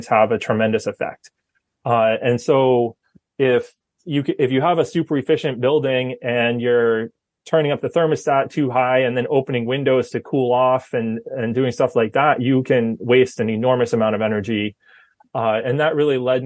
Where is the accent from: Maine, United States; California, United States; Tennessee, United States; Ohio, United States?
Maine, United States; Fryeburg; I grew up in Maine. So I grew up in Freiburg and went to Freiburg Academy